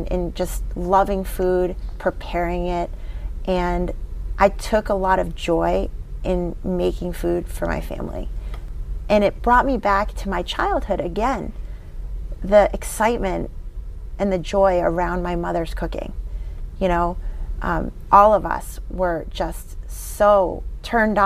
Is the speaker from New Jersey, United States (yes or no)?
no; Weston, Massachusetts, United States; we grew up in Weston with my father